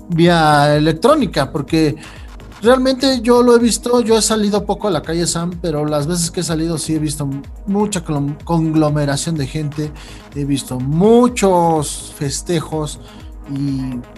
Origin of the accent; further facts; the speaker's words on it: Mexico; Como persona me da mucho gusto porque soy mexicano.